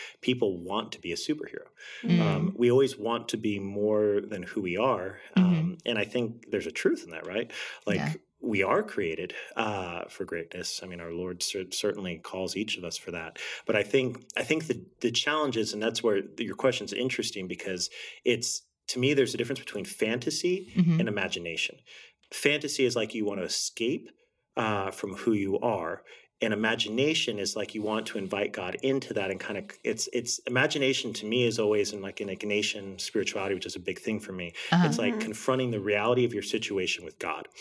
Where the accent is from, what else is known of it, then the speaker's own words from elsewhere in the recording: Texas, United States; born and raised in Texas, so Texan pretty much all my life